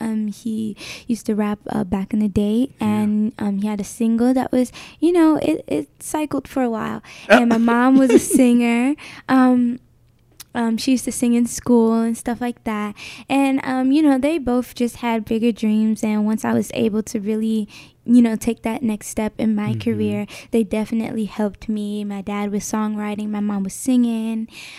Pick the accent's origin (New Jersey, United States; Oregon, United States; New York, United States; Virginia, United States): New Jersey, United States; Newark; I'm 18 years old and I'm from Newark, New Jersey.